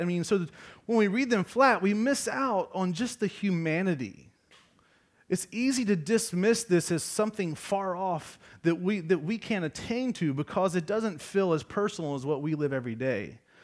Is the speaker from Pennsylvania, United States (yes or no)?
no; Georgia, United States; I'm, I'm from Georgia